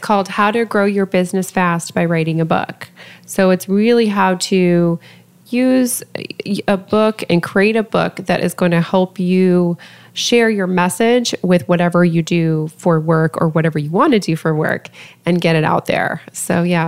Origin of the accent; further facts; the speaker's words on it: Lafayette, Colorado, United States; my hometown of Lafayette, Colorado